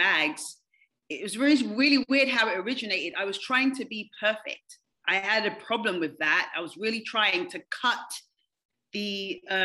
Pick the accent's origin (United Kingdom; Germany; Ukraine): United Kingdom; London; moved away as an adult; also born or lived in Kansas City; now in United States; I'm originally from London, England. I've lived here now for 21 years.